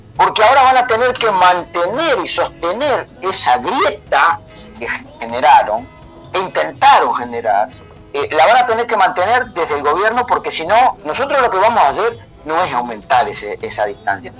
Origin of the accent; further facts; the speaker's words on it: Montevideo, Uruguay; yo soy de Montevideo, aunque hablo así medio raro, nací, me crié en Montevideo